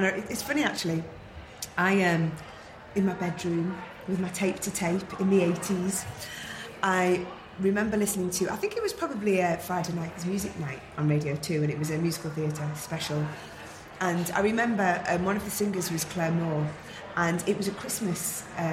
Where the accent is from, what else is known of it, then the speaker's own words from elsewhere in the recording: the Northwest, North West England, United Kingdom; growing up in the Northwest